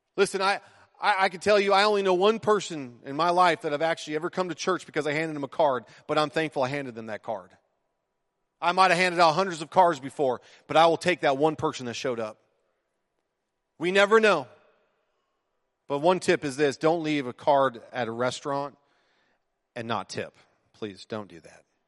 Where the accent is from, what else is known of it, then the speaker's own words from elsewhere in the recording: United States; I might be American in citizenship